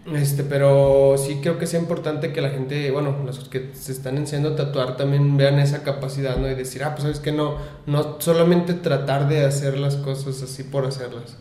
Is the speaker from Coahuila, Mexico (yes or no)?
no; Lagos de Moreno, Jalisco, Mexico; soy de aquí de Lagos de Moreno